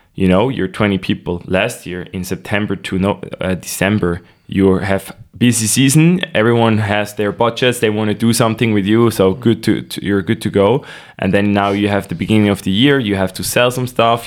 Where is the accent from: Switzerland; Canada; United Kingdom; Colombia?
Switzerland; Nidwalden; I was born in Nidwalden, a rather uh, traditional canton here in Switzerland. Uh, went to school there